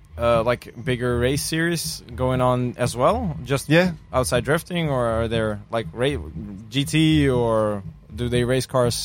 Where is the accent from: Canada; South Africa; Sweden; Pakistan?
Sweden; Sweden is my home country